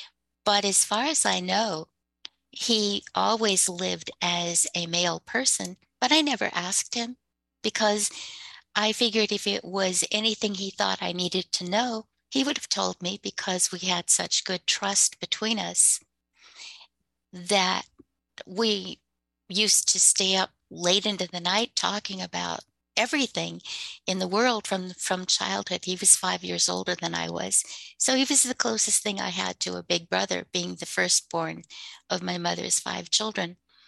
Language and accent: English; United States; I am Native American, so we have a different perspective.